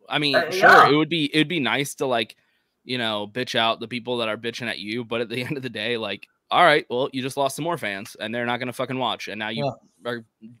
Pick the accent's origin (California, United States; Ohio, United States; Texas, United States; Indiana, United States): Texas, United States; I'm from Texas.